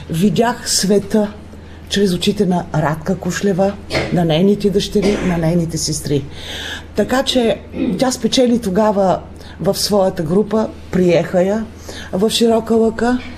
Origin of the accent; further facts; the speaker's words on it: Bulgaria; До ние също отбелязваме този празник, защото сме българи.